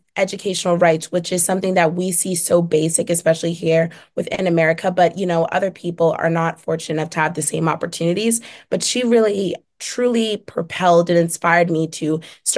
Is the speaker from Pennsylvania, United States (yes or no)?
yes; Philadelphia, Pennsylvania, United States; moved away as an adult; now in Syracuse, United States; my hometown community of Philadelphia, Pennsylvania